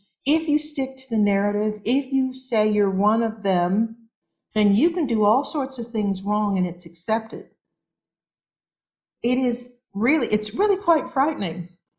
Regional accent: California, United States; I come from California, so I care about using recyclable things.

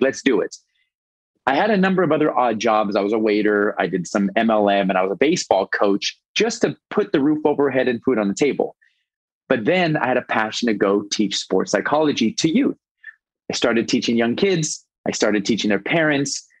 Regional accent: Los Angeles, California, United States; moved away as an adult; now in Bradenton, United States; Born and raised in Los Angeles

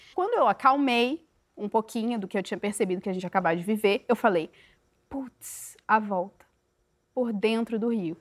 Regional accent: Corupá, Santa Catarina, Brazil; now in Rio de Janeiro, Brazil; Eu sou do interior de Santa Catarina, uma cidade muito pequena, que tem muitas cachoeiras, mais de 170 cachoeiras

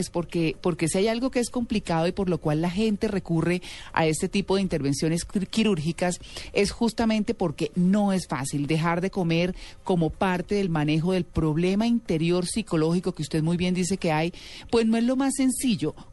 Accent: Venezuela; also born or lived in Miami; ¿Usted de qué nacionalidad es? Yo soy venezolana.

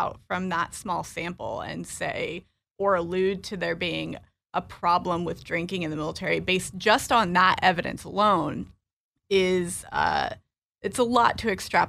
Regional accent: Illinois, United States; also born or lived in North Carolina; I am originally from Illinois, but I was an Army brat. And our last duty station was Fort Bragg. And that's where I went to high school.

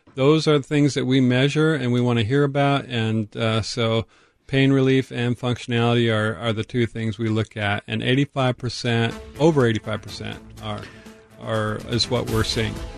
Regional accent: Tacoma, Washington, United States; I grew up in North Tacoma on Basalt Street

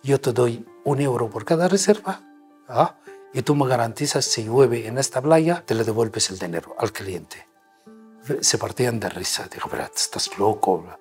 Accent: Nubia, Egypt; Spanish is a second language; moved away as an adult; also born or lived in Cairo, Egypt; now in Spain; soy nubio, soy español, soy europeo.

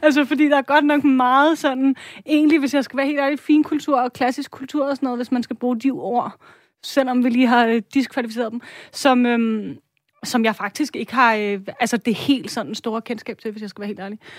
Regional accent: Denmark; som dansker

